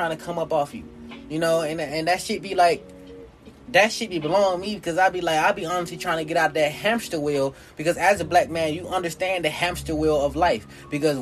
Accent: the South, United States; I'm born in the South. Southern people have a little different disposition than North people

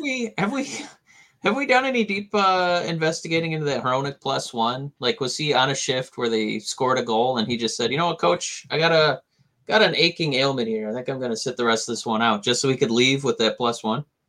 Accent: Michigan, United States; we're coming from Michigan

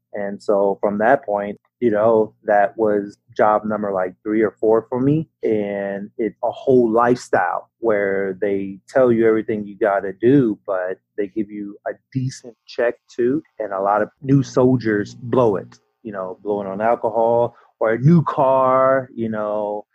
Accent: Virginia, United States; now in Austin, United States; growing up in Virginia

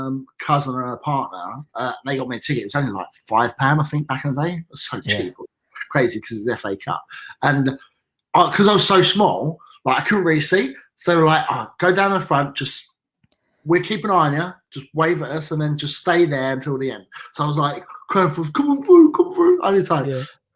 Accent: Dagenham, London, United Kingdom; I'm originally from Dagenham. Yeah. So, local lad, down the road.

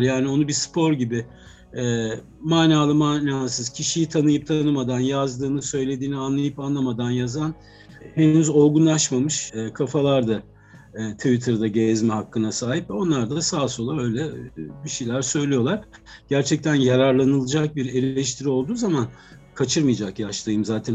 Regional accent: Ankara, Turkey; 70'li yıllarda çok küçükken Ankara'da e, Zengin Mutfağı'nı seyretmiştim.

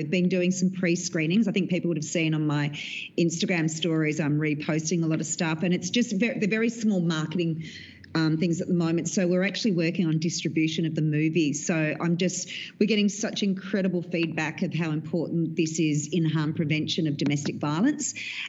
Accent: Australia

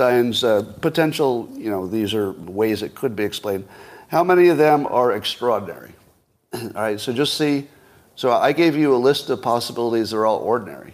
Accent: United States; as an American

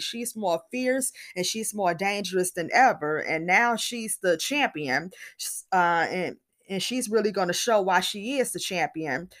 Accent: Chicago, Illinois, United States; my hometown of Chicago, Illinois

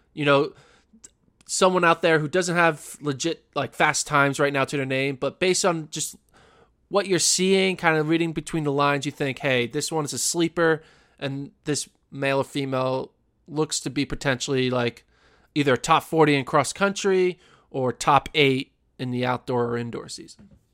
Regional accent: Pennsylvania, United States; we're both from Pennsylvania

